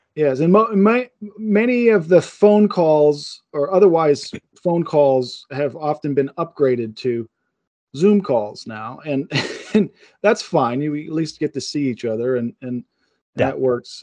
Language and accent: English; Pittsburgh, Pennsylvania, United States; I'm from Pittsburgh